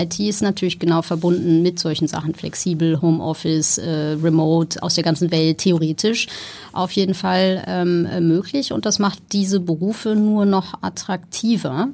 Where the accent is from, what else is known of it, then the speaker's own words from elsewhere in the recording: Ruhr area, North Rhine-Westphalia, Germany; moved away as an adult; also born or lived in Amsterdam / Copenhagen / Berlin; now in Hamburg, Germany; Ich bin groß geworden im Ruhrgebiet